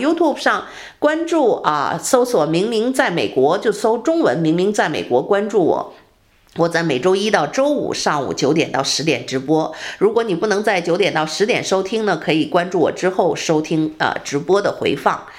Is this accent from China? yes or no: yes; China; now in United States; 这这个我中国人讲这个叫什么的风水不好哈